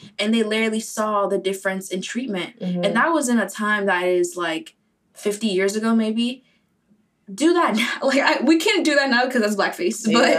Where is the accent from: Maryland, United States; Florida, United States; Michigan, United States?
Florida, United States; Boca Raton; Like, for me, especially, I grew up in Boca